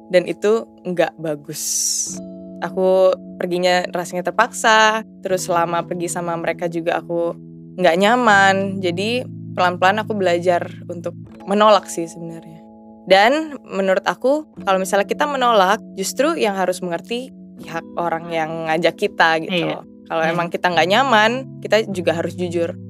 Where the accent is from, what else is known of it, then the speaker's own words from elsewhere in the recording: Indonesia; born there; Beruntung sih aku lahir di Indonesia